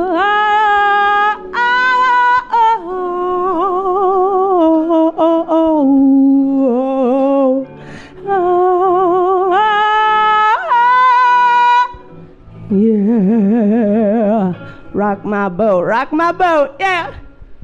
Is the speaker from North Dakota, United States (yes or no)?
no; Three Rivers, California, United States; now in Oceanside, United States; Three Rivers, my hometown